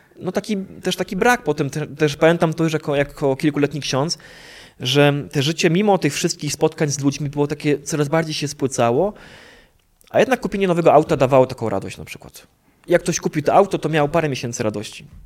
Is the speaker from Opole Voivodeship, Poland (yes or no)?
yes; a village near Opole, Opole Voivodeship, Poland; ja pochodzę z wioski pod Opolem